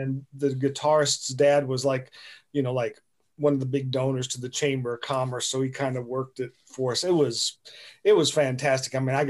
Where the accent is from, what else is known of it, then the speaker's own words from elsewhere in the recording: North Carolina, United States; also born or lived in Denver, Colorado / England; Denver, Colorado, and then moved to North Carolina when I was about 8 years old.